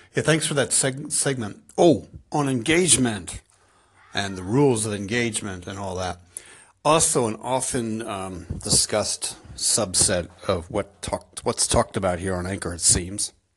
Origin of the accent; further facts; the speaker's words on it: United States; now in Ireland; I'm an American in Ireland